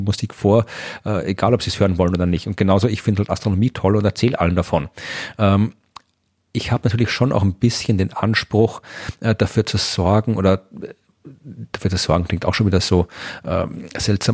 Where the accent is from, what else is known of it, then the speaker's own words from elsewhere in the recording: Austria; moved away as an adult; also born or lived in Jena, Thuringia, Germany; ich bin zwar in Österreich geboren, ich bin österreichischer Staatsbürger und so, also ich habe meinen bevor ich nach Deutschland übersiedelt bin, nach meinem Studium, auch mein ganzes Leben davor in Österreich verbracht